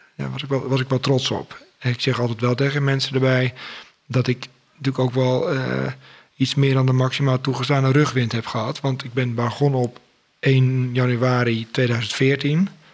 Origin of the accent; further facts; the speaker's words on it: Schoorl, North Holland, Netherlands; also born or lived in Utrecht; Ik ben geboren in Utrecht, maar al op vierjarige leeftijd verhuisd naar Schorel in Noord-Holland